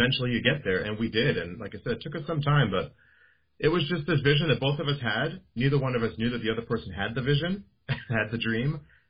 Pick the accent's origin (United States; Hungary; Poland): United States; I'm American, living in the U.S. with a global view